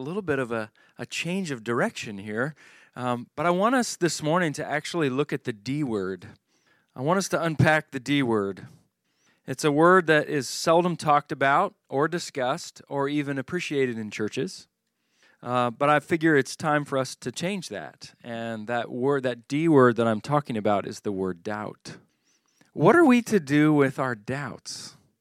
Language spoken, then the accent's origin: English; Charlottesville, Virginia, United States; Charlottesville is my hometown where I grew up